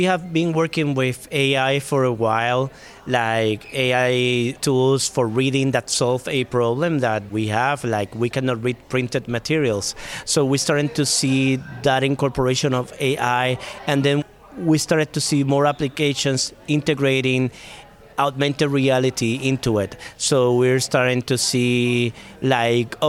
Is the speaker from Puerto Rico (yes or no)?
yes; Puerto Rico; moved away; I am originally from Puerto Rico